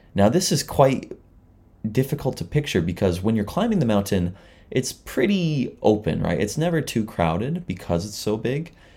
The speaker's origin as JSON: {"language": "English", "area": "near Toronto", "region": "Southern Ontario", "country": "Canada", "moved": "as an adult", "lives_now": "Chiba, Japan", "said": "I'm from Canada, but, you know, I'm from near Toronto and Southern Ontario"}